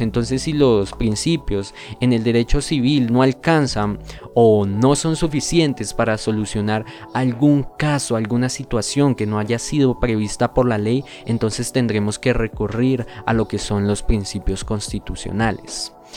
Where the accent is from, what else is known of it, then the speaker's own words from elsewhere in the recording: Colombia; nosotros como colombianos